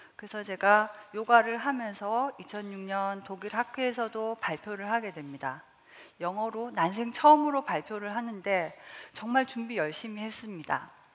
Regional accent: South Korea; 저는 시골에서 자라서

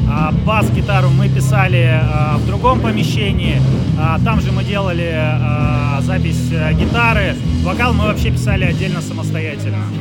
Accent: Petrozavodsk, Republic of Karelia, Russia; moved away as an adult; now in Saint Petersburg, Russia; Да, Петрозаводск, собственно.

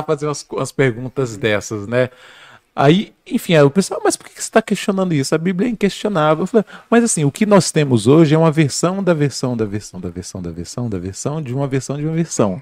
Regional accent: near Teixeira de Freitas, Bahia, Brazil; Eu sou da Bahia, do interior, uhum. é, para quem não conhece, sou baiano, é, sou de uma cidadezinha bem próxima à cidade de Teixeira de Freitas.

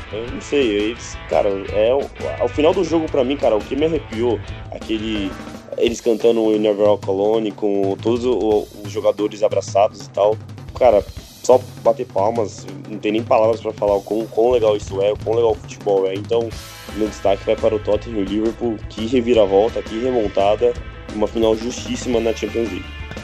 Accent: Brazil; a gente é brasileiro, brasileiro analisando

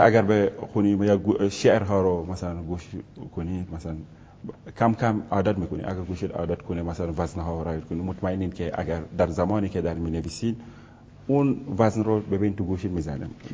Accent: Senegal; first language Wolof; Persian is a second language; moved away; زبان والاف زبان مادریمون هستش

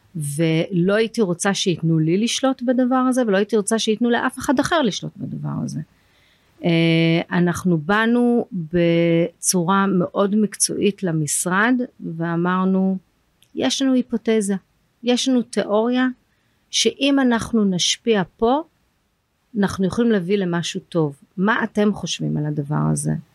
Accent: London, United Kingdom; now in Israel; אני למדתי בלונדון, אני גדלתי באנגליה, עברנו לשם

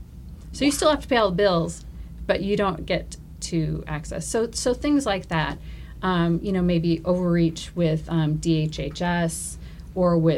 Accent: Minneapolis, Minnesota, United States; now in Maine, United States; I'm from Minnesota. I'm from the real city, Minneapolis

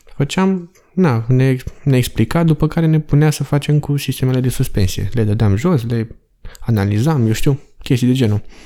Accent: Romania; moved away as an adult; also born or lived in England; sunt român

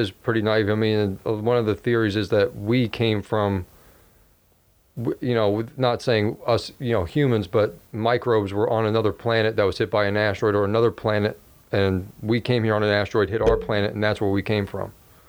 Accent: New York, United States; yeah, I'm just as Mexican as he is. I grew up in New York.

